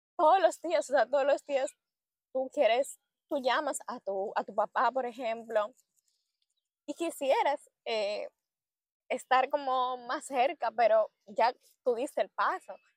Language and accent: Spanish; Dominican Republic; moved away as an adult; now in Barcelona, Spain; nosotros como dominicanos